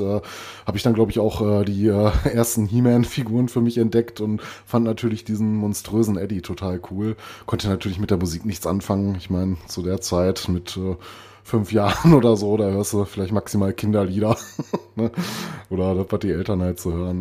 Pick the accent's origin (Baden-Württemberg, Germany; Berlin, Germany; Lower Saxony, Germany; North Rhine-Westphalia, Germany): North Rhine-Westphalia, Germany; Recklinghausen; moved away; meine alte Heimat Recklinghausen